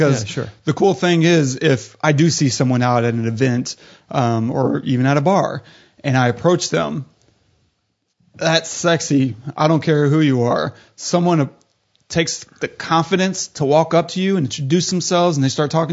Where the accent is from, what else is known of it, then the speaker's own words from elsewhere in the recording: the South, United States; I was raised in the South, in a small town South